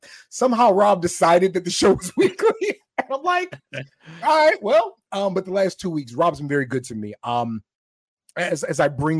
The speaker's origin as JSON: {"language": "English", "town": "Camp Springs", "region": "Maryland", "country": "United States", "said": "I'm from Camp Springs, Maryland, is where I'm from."}